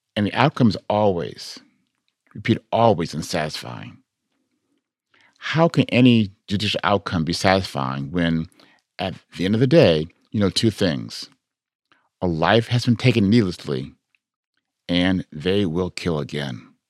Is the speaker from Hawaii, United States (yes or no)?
no; Chicago, Illinois, United States; I'm from Chicago, by the way, born and raised